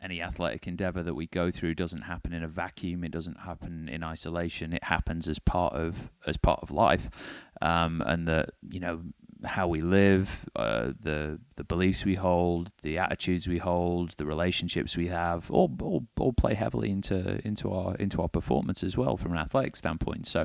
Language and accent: English; the north of England, United Kingdom; cheap Northern Englishman